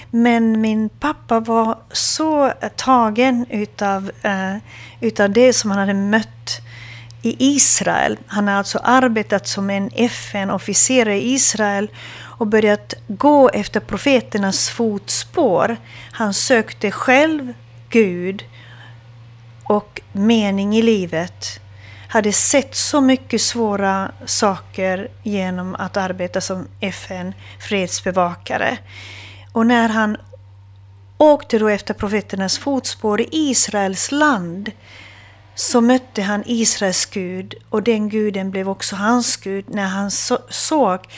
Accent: Hamina, Kymenlaakso, Finland; Eh, jag kommer från Fredrikshamn, var jag född. Eh, det är ehm, eh, känd som militärstad.

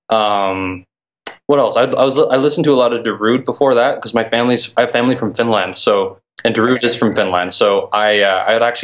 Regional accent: Grimsby, Ontario, Canada; I was living in my hometown, Grimsby, which is tiny in Ontario, Canada.

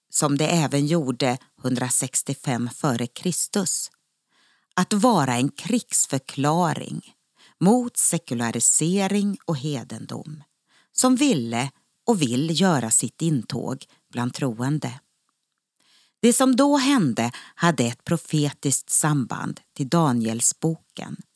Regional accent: Norrland, Sweden; now in Uppsala, Sweden; Ja, det hörs nog inte riktigt. Jag är ju norrlänning, egentligen.

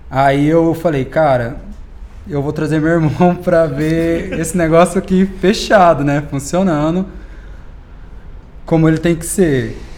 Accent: Uberlândia, Minas Gerais, Brazil; E tenho 23 anos, sou de Uberlândia. Morei aqui em São Paulo durante um ano.

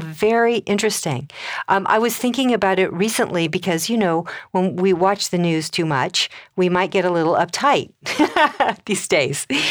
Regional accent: Colorado, United States; I come from Colorado.

